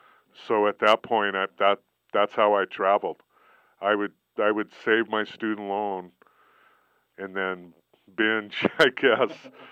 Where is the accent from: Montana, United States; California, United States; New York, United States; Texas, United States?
Montana, United States; moved away; I grew up in Montana, so maybe I take the outdoors for granted. But because I'm from such a small town, 1,200 people